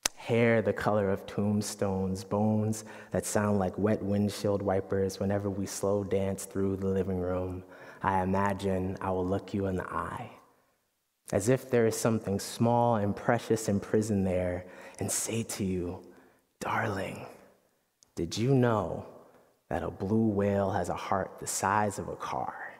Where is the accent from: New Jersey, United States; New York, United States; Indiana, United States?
New York, United States; Yonkers; our house in Yonkers, New York